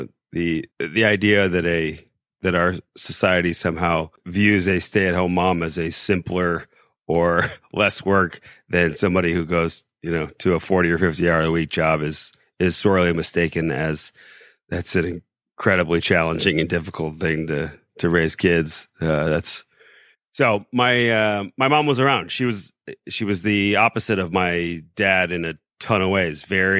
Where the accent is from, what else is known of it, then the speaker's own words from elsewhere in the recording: Indianapolis, Indiana, United States; moved away; also born or lived in South Bend; So I'm from Indianapolis originally.